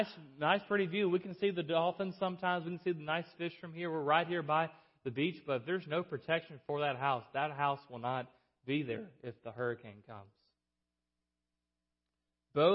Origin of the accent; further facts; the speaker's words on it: South Alabama, United States; I'm from South Alabama.